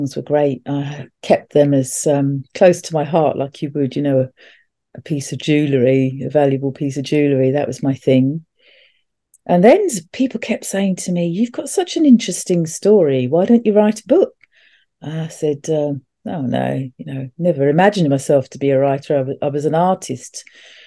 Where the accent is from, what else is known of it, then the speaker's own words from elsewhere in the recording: England, United Kingdom; moved away as an adult; also born or lived in Europe / London; But when I left, I came back to England